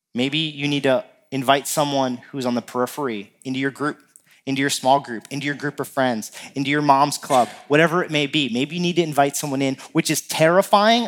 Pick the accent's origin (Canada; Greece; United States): United States; New Jersey; now in Minnesota, United States; growing up in New Jersey, uh, my family would rent a, a house down the shore